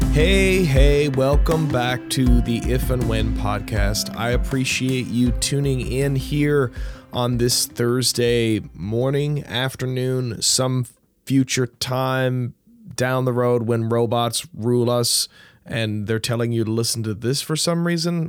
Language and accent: English; St. John's, Newfoundland and Labrador, Canada; I grew up near Wishing Well Park, and that used to be the dump